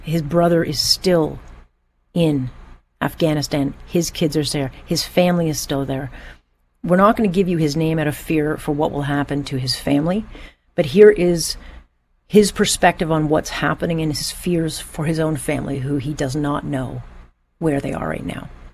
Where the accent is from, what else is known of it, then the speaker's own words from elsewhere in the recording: Canada; as a Canadian